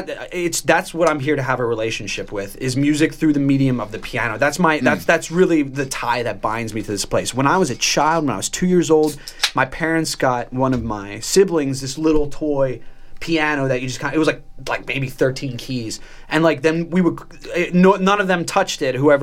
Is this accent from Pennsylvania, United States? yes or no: yes; Pennsylvania, United States; also born or lived in Baltimore, Maryland; I was educated all in Pennsylvania through college